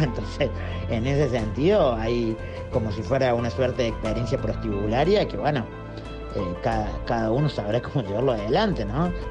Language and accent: Spanish; Córdoba, Argentina; soy artista y de Córdoba